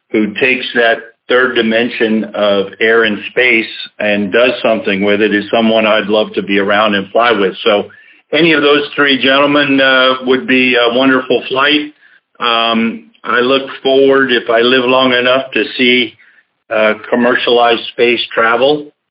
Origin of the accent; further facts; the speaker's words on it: Denver, Colorado, United States; also born or lived in Jacksonville; my first six years were here in Jacksonville. Uh, and then really, I guess I feel that I grew up more in Denver, Colorado than than any place.